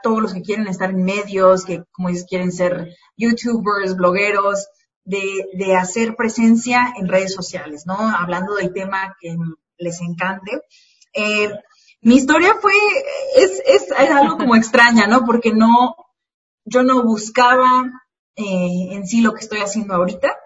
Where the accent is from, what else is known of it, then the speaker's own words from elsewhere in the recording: Morelia, Michoacán, Mexico; accent: Mexican; moved away as an adult; also born or lived in Yuma, Arizona; now in United States; yo desde los 10 hasta los 21 años crecí en Morelia, Michoacán.